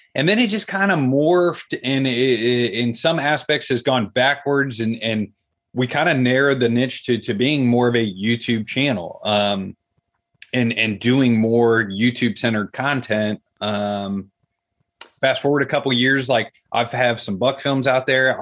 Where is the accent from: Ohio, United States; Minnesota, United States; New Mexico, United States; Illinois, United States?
Ohio, United States; Columbus; City Kid, Columbus, Ohio, like the capital